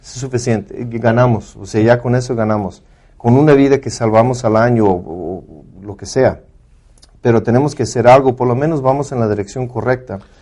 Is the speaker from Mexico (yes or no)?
yes; Mexico; los dos somos mexicanos